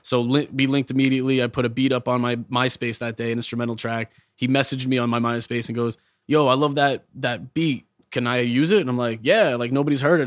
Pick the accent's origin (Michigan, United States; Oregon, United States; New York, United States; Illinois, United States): New York, United States; also born or lived in Long Island; I'm from New York